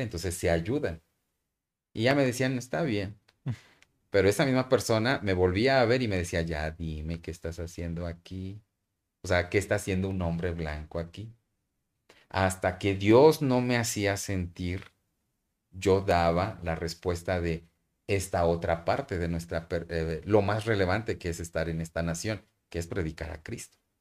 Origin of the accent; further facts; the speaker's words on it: Mexico; moved away as an adult; also born or lived in Burkina Faso; nosotros como mexicanos, como cualquier mexicano que me puede estar escuchando ahorita